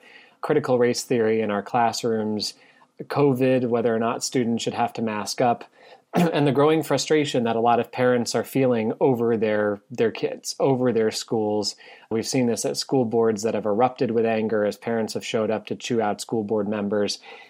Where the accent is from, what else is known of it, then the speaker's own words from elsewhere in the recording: Northeast, United States; Where I grew up in the Northeast, it was almost always after Labor Day we would go back, or just before Labor Day, depending on the year.